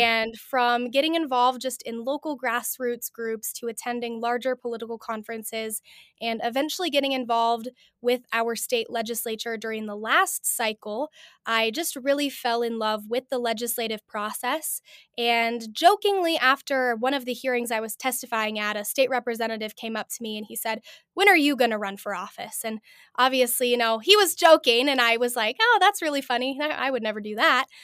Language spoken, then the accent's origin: English; Helena, Montana, United States; I am a freshman here at Carroll College in my hometown of Helena, Montana